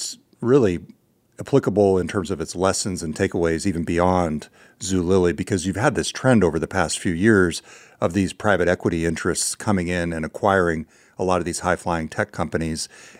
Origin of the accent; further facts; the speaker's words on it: California, United States; accent: California; My California accent.